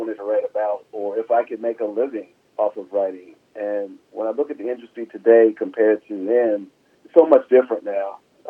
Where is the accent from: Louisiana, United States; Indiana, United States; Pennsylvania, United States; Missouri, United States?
Pennsylvania, United States; Philadelphia; I grew up in Philadelphia, Pennsylvania.